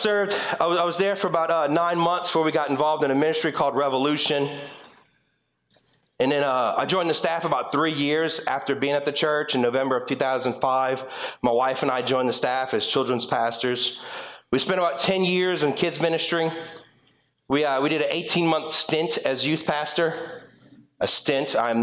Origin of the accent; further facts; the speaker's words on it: LaPlace, Louisiana, United States; moved away as an adult; also born or lived in Springfield, Louisiana; now in North Shore, Louisiana, United States; I'm originally from La Place, and I moved up here when I turned 21 years old